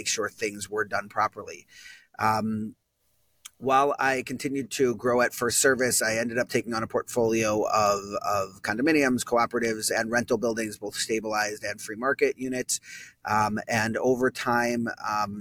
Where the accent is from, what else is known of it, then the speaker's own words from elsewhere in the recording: Minneapolis, Minnesota, United States; moved away as an adult; also born or lived in Maryland / Washington, D.C.; now in New York City, United States; I grew up in Minneapolis, Minnesota, and then went to University of Maryland for college